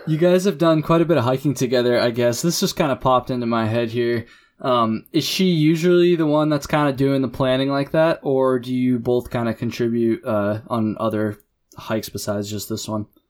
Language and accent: English; Jericho, Vermont, United States; also born or lived in Burlington, Vermont; the town I grew up in in Jericho